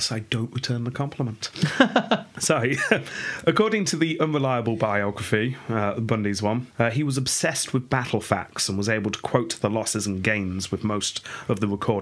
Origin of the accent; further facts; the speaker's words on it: England, United Kingdom; growing up in England